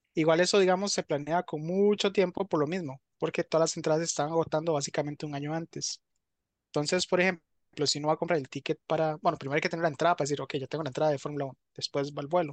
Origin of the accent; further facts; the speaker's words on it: Costa Rica; uno como tico